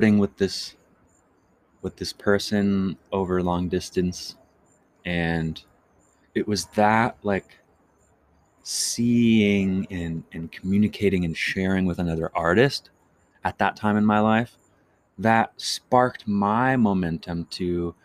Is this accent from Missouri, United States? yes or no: no; Chesapeake, Virginia, United States; moved away; also born or lived in Iowa / Marion, Iowa; I grew up in Virginia, Chesapeake, to be specific.